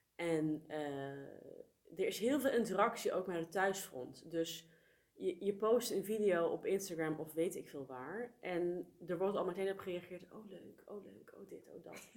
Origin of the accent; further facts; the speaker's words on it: Netherlands; moved away as an adult; also born or lived in South Korea; mijn geboorteland. Ik ben hier geboren. Ja. Ehm, ik heb hier merendeel van mijn leven gewoond.